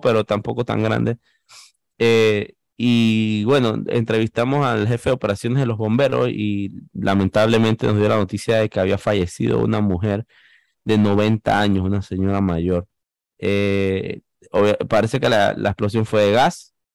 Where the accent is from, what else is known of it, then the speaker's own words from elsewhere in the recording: Panama; periodista panameño